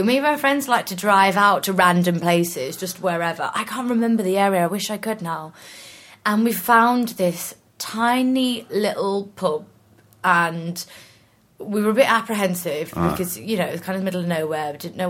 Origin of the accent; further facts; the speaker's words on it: Norwich, East of England, United Kingdom; moved away; also born or lived in York; I'm actually from Norwich. And then I moved to York. I was only in York for about 10 years and I've been down south since.